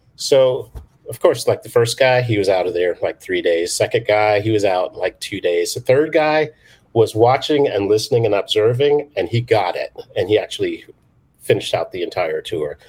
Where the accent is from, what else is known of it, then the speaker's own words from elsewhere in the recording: United Kingdom; moved away; I was born in London, well, outside of London